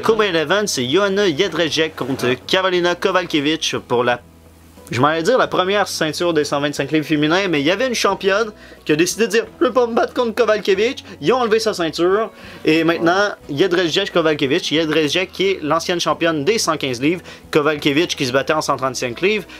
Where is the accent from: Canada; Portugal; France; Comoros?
Canada; Quebec; on est des Québécois